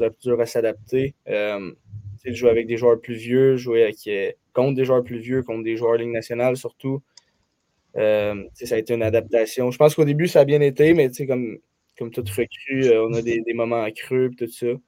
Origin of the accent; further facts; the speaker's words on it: Saint-Eustache, Quebec, Canada; Je viens de Saint-Eustache